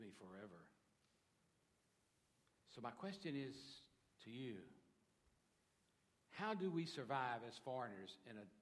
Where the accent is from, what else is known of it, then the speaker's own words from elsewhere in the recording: Dallas, Texas, United States; I was born in Texas, Dallas, Texas, even better, though I've lived in the United States all of my life